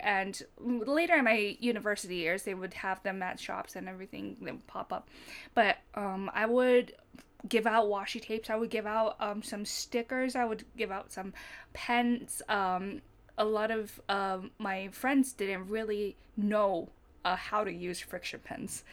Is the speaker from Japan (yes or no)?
yes; Fukuoka, Japan; moved away as an adult; I grew up in Fukuoka